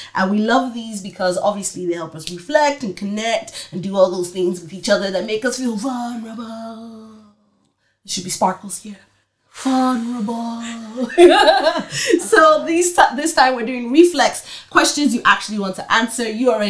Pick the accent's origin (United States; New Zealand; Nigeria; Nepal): Nigeria; probably it's a mixture of because like we're Nigerian